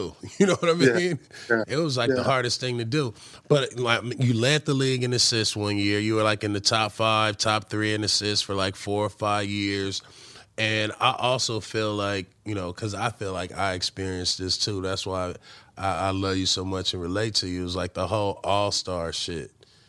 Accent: New York, United States; Street ball growing up in New York, of course

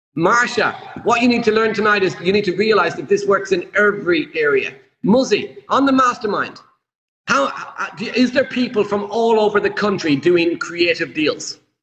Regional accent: Ireland; I'm Irish

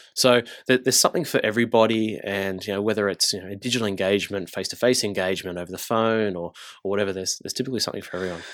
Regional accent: Engadine, New South Wales, Australia; also born or lived in Gold Coast; I grew up south. I grew up in, uh, in Engadine in the Shire.

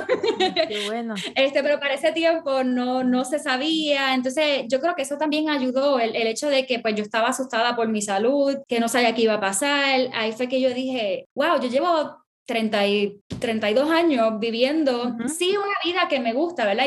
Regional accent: Puerto Rico; first language Spanish; now in United States; yo crecí, me crié en Puerto Rico, soy mi, mi, primer idioma es español

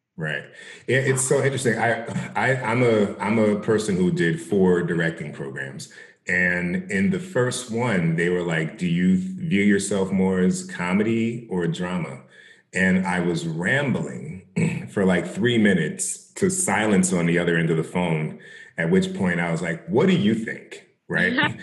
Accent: South Orange, New Jersey, United States; I grew up in South Orange.

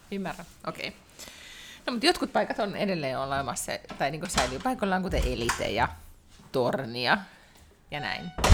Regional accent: Helsinki, Uusimaa, Finland; now in Sweden; en, en ole enää kotikaupungissani

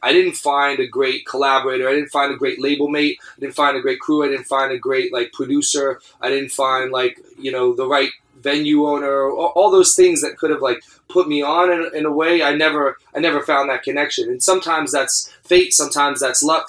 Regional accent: Atlanta, Georgia, United States; also born or lived in Philadelphia; I was born and raised in Atlanta, Georgia. Um, in downtown Atlanta, went to public schools

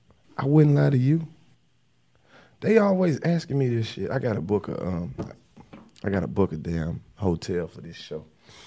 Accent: the South, United States; Now, see, I'm from the South where I said racism was prevalent.

